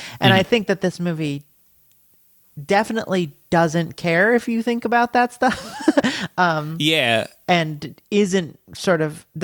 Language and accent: English; United States; as an American